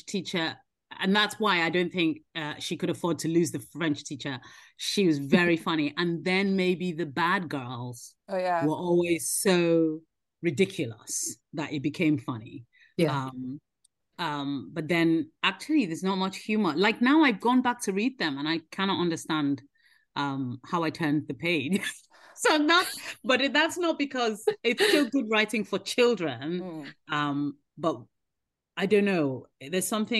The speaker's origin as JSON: {"language": "English", "country": "Nigeria", "tie": "born or raised there", "moved": "yes", "lives_now": "United Kingdom", "said": "I grew up in Nigeria, I was born here, but then grew up in Nigeria"}